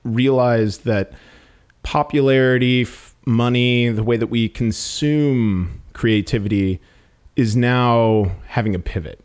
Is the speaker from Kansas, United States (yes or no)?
no; Milwaukee, Wisconsin, United States; moved away; I came from Milwaukee, and Milwaukee, like, prides itself on really goofy yet sophisticated humor